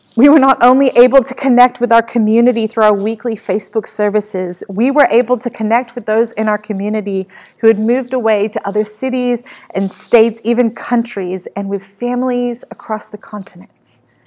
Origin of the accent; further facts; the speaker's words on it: Australia; moved away as an adult; now in California, United States; My hometown of Australia